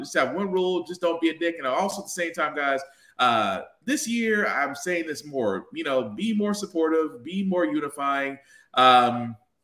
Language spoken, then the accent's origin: English; Tennessee, United States; my home state of Tennessee